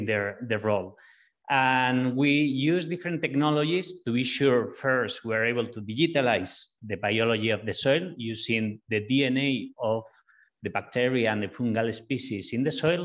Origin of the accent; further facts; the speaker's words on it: northwest Spain, Spain; moved away; We are originally from Spain, the two founders of Biome Makers. And we're from the same city in the northwest of Spain